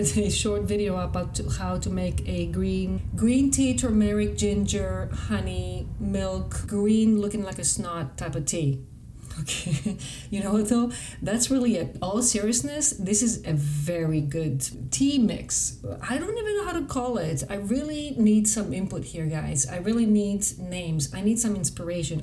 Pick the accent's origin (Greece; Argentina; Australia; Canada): Greece; English is a second language; moved away; as I was growing up in Greece